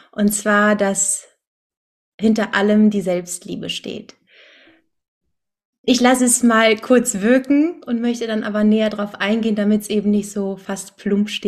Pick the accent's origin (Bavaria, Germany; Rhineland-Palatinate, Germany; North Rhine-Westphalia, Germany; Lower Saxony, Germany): North Rhine-Westphalia, Germany; Cologne; Ähm, aus Köln, wohne hier in meiner Heimatstadt